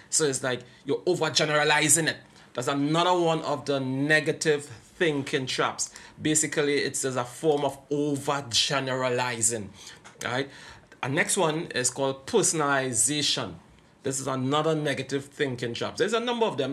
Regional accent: Trinidad & Tobago; I am from Trinidad and Tobago

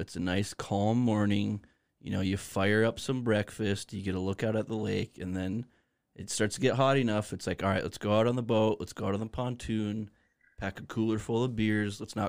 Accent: Bismarck, North Dakota, United States; So growing up in Bismarck, you get the luxury of choosing any sports team you want.

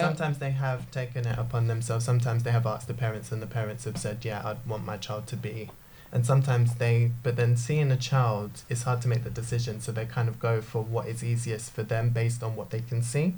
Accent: Jamaica; I'm a Christian, I'm a Jamaican

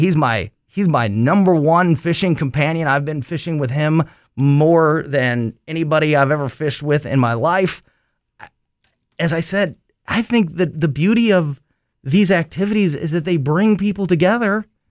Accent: Florissant, Missouri, United States; where I grew up in North County and Hazelwood and Florissant, and I fished in those areas for years.

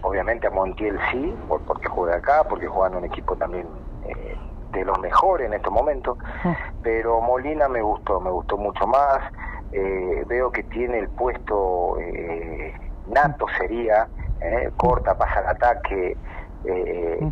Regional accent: Formosa, Argentina; now in San Luis, Argentina; yo soy de provincia, soy de Formosa

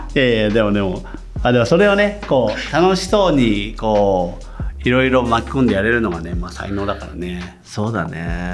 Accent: Toyama, Japan; now in Tokyo, Japan; 僕自身東京に出て地元富山

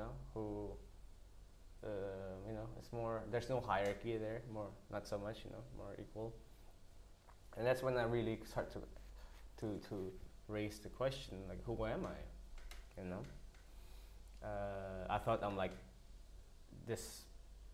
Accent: Bali, Indonesia; English is a second language; moved away; also born or lived in Switzerland; It's about my hometown, my home culture

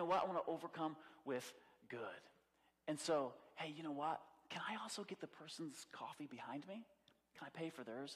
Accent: United States; I'm American

